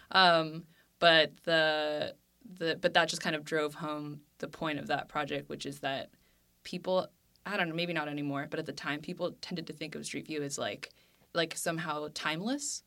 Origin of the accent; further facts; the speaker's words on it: Cupertino, California, United States; I grew up in Cupertino